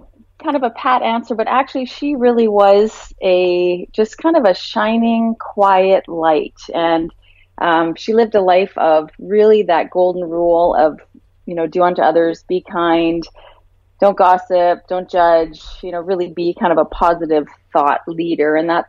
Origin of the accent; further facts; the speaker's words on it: Vancouver, British Columbia, Canada; also born or lived in Vaughan; I was born in Toronto, Canada, and I grew up in the beautiful city of Vancouver.